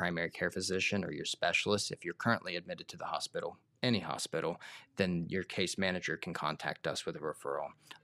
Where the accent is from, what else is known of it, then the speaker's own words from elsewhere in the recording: Circleville, Ohio, United States; also born or lived in Portsmouth, Ohio / Athens, Ohio / New York; grew up within the area